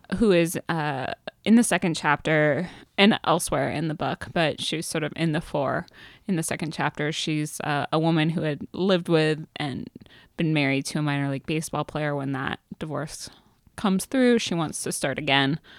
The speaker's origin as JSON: {"language": "English", "town": "Seattle", "region": "Washington", "country": "United States", "tie": "born or raised there", "said": "I grew up in Seattle around Ken Griffey Junior and Alex Rodriguez."}